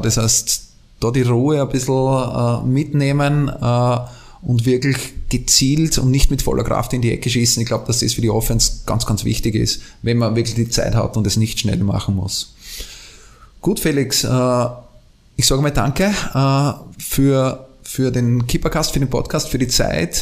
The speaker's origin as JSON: {"language": "German", "country": "Austria", "said": "ich bin Österreicher"}